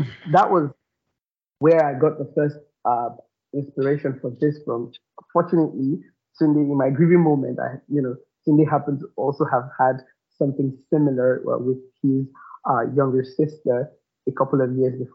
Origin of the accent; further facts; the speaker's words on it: Lagos, Nigeria; also born or lived in Ibadan; we grew up together in Lagos.